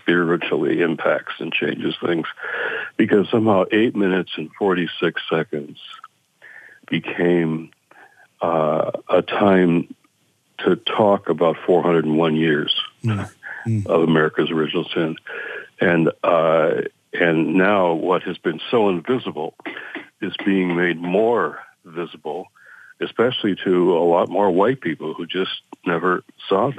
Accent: Detroit, Michigan, United States; in Detroit, in my hometown

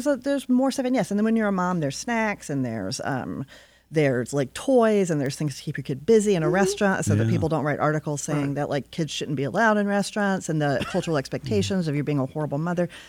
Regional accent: Alabama, United States; now in Detroit, United States; I'm from Alabama. I think you have to be born here

